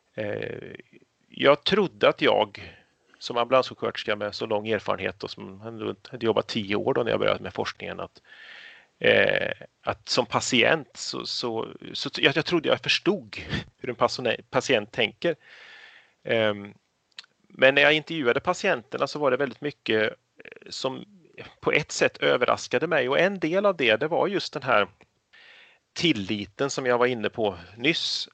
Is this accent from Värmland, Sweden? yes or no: yes; Karlstad, Värmland, Sweden; moved away as an adult; now in Katrineholm, Sweden; jag har bott lika lång tid här som i stan jag växte upp i Karlstad i Värmland